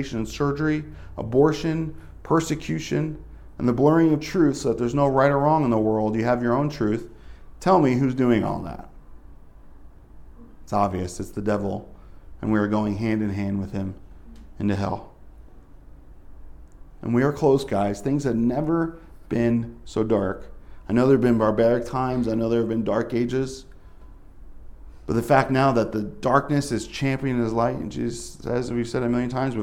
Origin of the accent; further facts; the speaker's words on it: Northeast, United States; moved away; I'm from the Northeast.